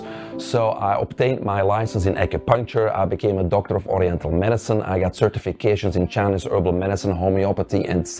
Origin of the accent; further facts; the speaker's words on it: Belgium; moved away; I grew up in Belgium, which is a little country in the center of Europe.